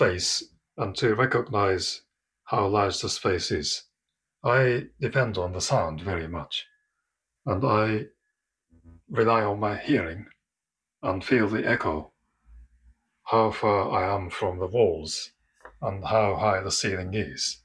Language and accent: English; Japan; moved away as an adult; now in London, United Kingdom; I am from Japan originally, and I've been living in London for over 20 years now.